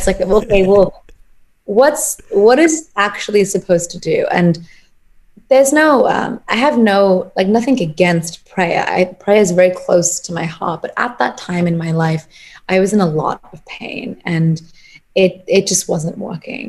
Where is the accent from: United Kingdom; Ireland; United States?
United Kingdom; England; So I'm Punjabi. That's where my family is originally from. So I grew up in England